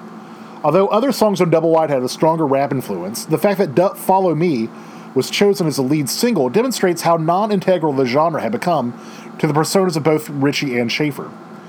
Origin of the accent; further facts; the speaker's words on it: Baton Rouge, Louisiana, United States; My upbringing is, I'm from Baton Rouge. I'm from mid-city Baton Rouge, Capitol Heights, where are you at? Government Street was my life.